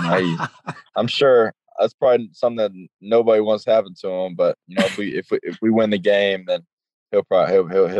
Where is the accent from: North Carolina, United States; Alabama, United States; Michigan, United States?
North Carolina, United States; Charlotte; back in my hometown